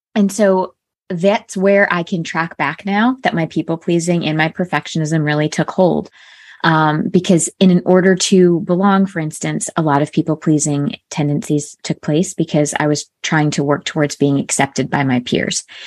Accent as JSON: {"language": "English", "region": "Connecticut", "country": "United States", "tie": "born or raised there", "said": "I grew up in a small town in Connecticut, so predominantly White Town."}